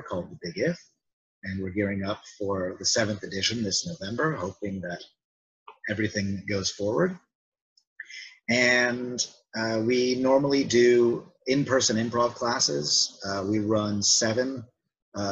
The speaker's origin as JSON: {"language": "English", "country": "United States", "moved": "as an adult", "lives_now": "Barcelona, Spain", "said": "I am an American. I've been living in Barcelona since 2011."}